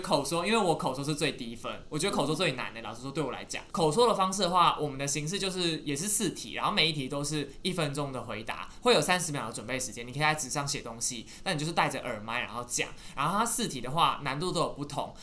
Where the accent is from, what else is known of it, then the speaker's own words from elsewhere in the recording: Taiwan; 我是一个台湾人